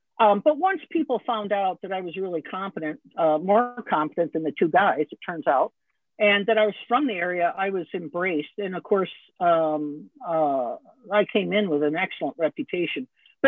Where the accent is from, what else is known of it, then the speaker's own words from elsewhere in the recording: Rapid City, South Dakota, United States; moved away as an adult; also born or lived in New York City; I was from Rapid City, South Dakota.